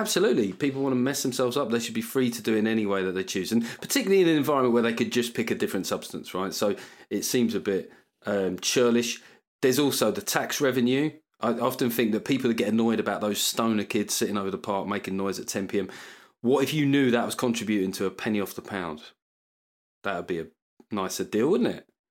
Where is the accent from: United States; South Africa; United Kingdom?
United Kingdom; what I love about being British